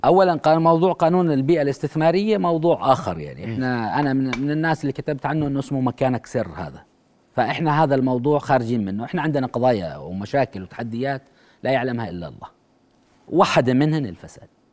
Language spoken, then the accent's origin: Arabic; Jordan; احنا اليوم كاردنيين